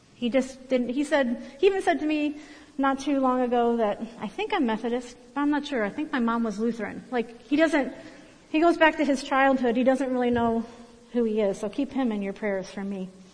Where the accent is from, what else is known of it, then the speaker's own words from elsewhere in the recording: Berea, Ohio, United States; moved away as an adult; also born or lived in Lorain County, Ohio; now in Columbus, United States; I grew up in Berea, Ohio, uh, in a middle class neighborhood.